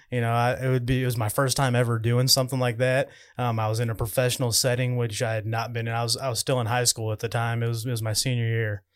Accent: Owensville, Missouri, United States; my hometown in Owensville.

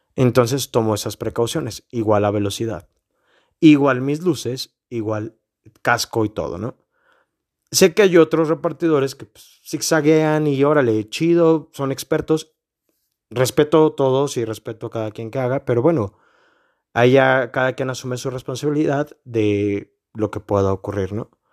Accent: Mexico; somos mexicanos

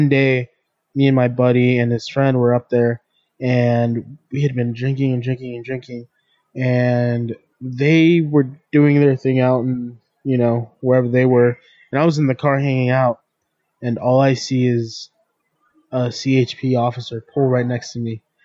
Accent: Temecula, California, United States; we're from Temecula

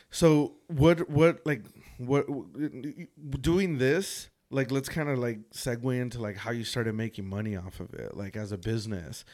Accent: San Fernando Valley, California, United States; I grew up here in the San Fernando Valley

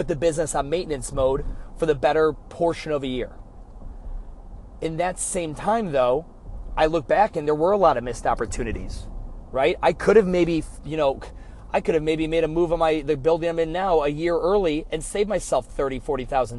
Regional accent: Cleveland, Ohio, United States; I'm from Cleveland

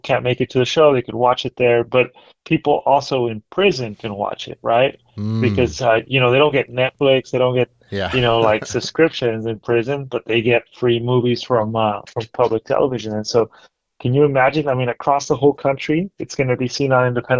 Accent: Mexico City, Mexico; also born or lived in Merced, California; now in Central Valley, United States; my hometown, Mexico City

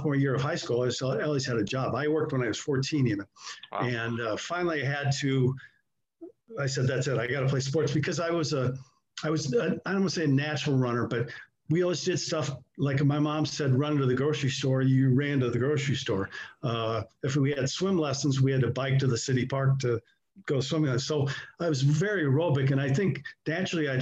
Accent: Iowa City, Iowa, United States; moved away; I'm originally from Iowa City and I ended up going to school

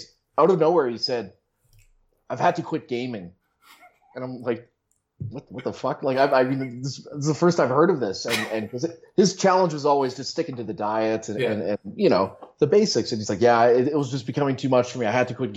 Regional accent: Winnipeg, Manitoba, Canada; moved away as an adult; also born or lived in United States / Alberta; now in Calgary, Canada; I grew up in Winnipeg

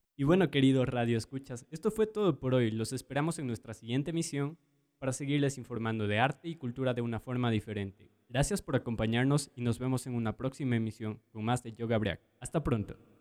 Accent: Ecuador; como ecuatorianos, yo creo que somos bastante orgullosos

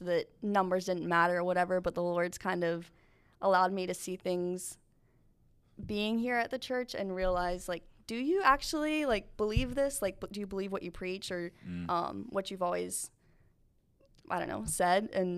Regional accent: Alabama, United States; accent: Southern; I have my big Southern accent. I was from down in South Alabama.

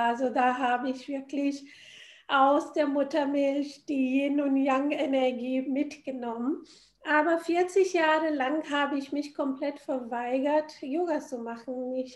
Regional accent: India; Ich bin in Indien aufgewachsen.

